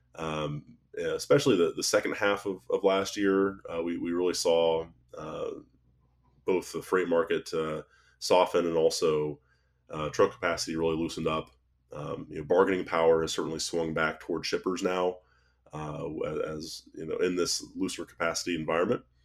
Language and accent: English; Ohio, United States; we're both from Ohio